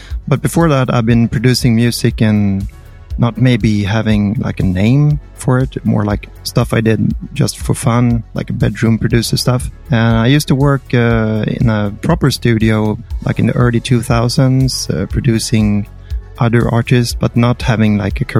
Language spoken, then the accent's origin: English; Sweden; I'm from Sweden